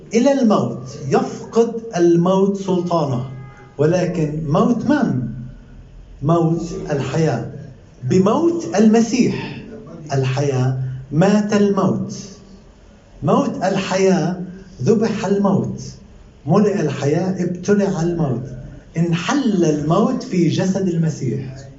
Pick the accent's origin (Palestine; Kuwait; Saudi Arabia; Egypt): Palestine; ساكن عندنا بفلسطين